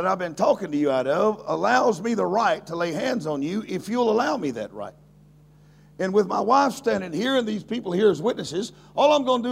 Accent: Louisiana, United States; I am a person from Louisiana

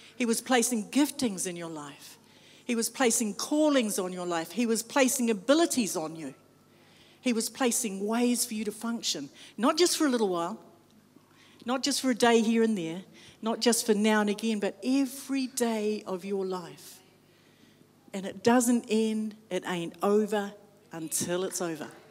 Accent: New Zealand; I'm from New Zealand, when I say I'm from Aotearoa

